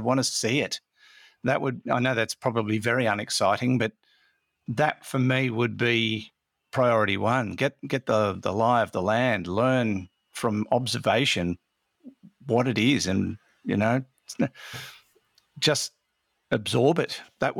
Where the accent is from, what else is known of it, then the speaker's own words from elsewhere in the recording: Australia; I'm actually Australian.